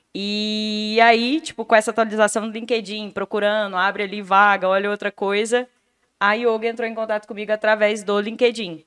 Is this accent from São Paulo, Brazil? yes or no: no; Itapuranga, Goiás, Brazil; moved away as an adult; also born or lived in Goiânia; now in Vitória, Brazil; Eu nasci em Itapuranga, uma cidadezinha bem pequenininha do interior de Goiás